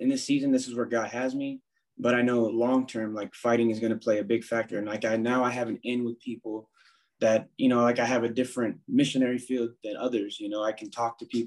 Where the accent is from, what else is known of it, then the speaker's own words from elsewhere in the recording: Southern California, United States; also born or lived in Anaheim, California; So I grew up in California. I was born in Orange County, Anaheim, California, but moved around a lot all throughout Southern California